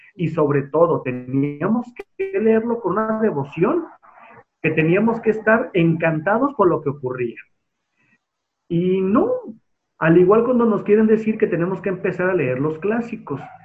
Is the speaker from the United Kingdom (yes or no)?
no; Guadalajara, Jalisco, Mexico; soy tapatío, tengo 36 años